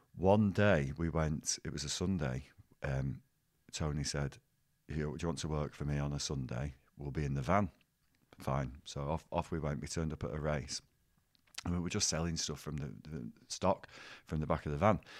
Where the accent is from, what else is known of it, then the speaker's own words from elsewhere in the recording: Bolton, North West England, United Kingdom; teaching in my hometown